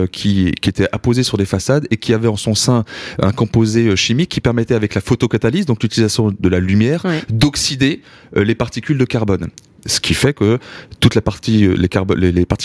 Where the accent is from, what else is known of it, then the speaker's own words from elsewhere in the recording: Grand Est, France; Oui, on est parti de l'Alsace, on était chercher un peu le soleil.